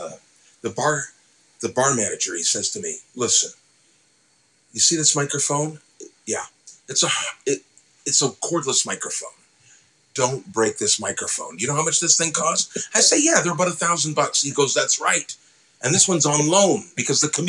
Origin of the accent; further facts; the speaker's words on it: Woodstock, Ontario, Canada; I grew up in Woodstock, Ontario